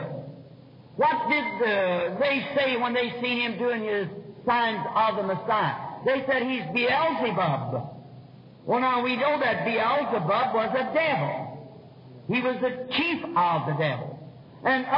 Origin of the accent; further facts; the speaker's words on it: United States; as an American citizen